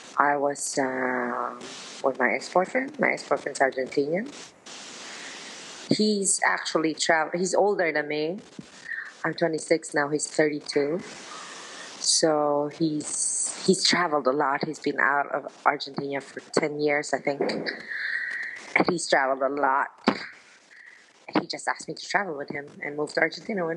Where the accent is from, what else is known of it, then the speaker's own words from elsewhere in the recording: Philippines; moved away as an adult; also born or lived in Milan, Italy; my mother's from the Philippines, and I grew up in the Philippines